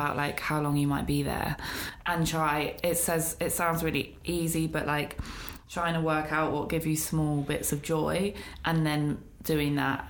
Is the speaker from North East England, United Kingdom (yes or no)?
yes; Newcastle upon Tyne, North East England, United Kingdom; also born or lived in Peckham, London; Peckham, born and raised. Okay. Southeast London, represent. Yeah. But I moved to Newcastle when I was 9.